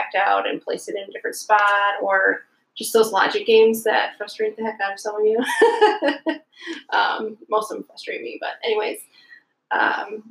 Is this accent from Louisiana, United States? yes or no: no; Alpena, Michigan, United States; also born or lived in Detroit, Michigan; I grew up almost like around the corner from where we are right now